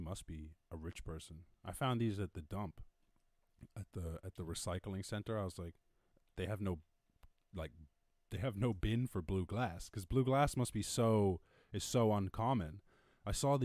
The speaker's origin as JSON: {"language": "English", "country": "United States", "said": "being American"}